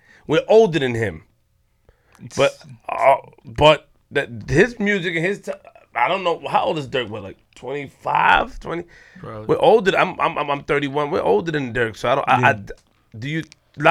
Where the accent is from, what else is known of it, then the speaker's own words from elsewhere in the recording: New York City, New York, United States; I'm from Queens